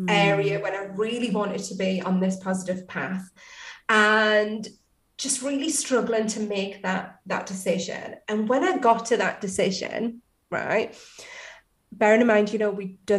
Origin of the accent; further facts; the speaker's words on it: Newcastle upon Tyne, North East England, United Kingdom; accent: Geordie; I'm from Newcastle